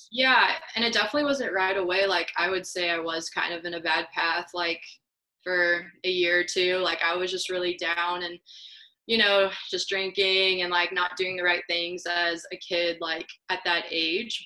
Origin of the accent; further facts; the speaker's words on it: Columbia, Missouri, United States; now in Kansas City, United States; I grew up in Columbia, Missouri, which is two hours away from here, way smaller